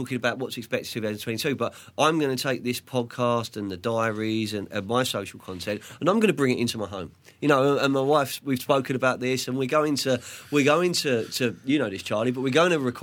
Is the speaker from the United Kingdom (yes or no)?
yes; London, United Kingdom; also born or lived in Andalusia, Spain; what I grew up with in Southwest London, you know, in Fulham